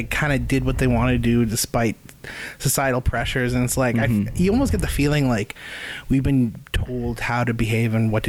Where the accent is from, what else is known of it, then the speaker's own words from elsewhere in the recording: Dawson Creek, British Columbia, Canada; I'm from Dawson Creek. I'm a musician. I've been a musician since I was 13. I'm 26.